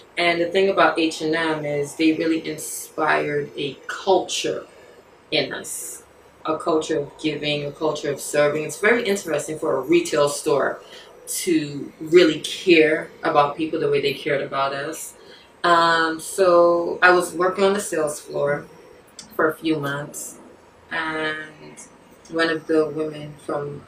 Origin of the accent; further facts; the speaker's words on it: New York City, New York, United States; also born or lived in Barbados; I was born in Barbados, came up here when I was like 4 or 5 years old. I grew up in Flatbush, Brooklyn